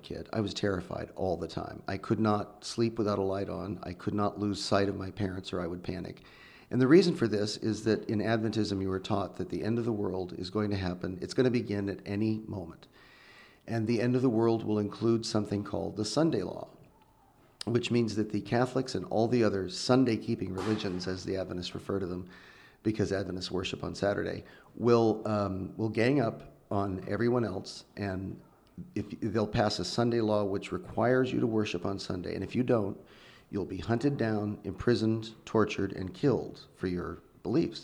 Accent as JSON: {"language": "English", "town": "Redding", "region": "California", "country": "United States", "tie": "born or raised there", "said": "I grew up in Northern California in the Redding area"}